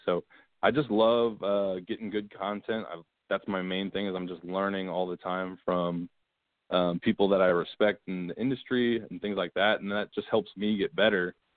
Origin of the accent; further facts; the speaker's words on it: Manassas, Virginia, United States; now in Dallas, United States; grew up in Manassas, Virginia, kind of 30 minutes from DC